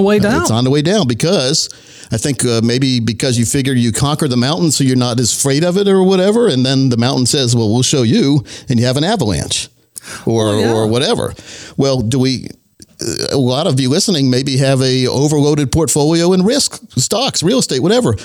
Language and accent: English; Laurinburg, North Carolina, United States; I grew up in Laurinburg, North Carolina, a very very small town in Scotland County